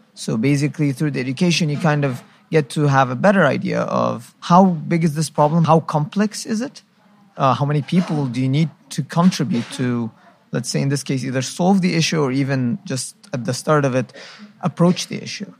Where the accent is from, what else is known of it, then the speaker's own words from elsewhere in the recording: Egypt; now in Qatar; I'm from Egypt